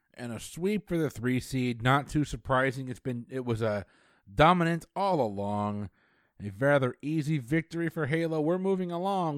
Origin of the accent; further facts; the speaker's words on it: Connecticut, United States; growing up in Connecticut, we had a place called Lake Quassapogue we would go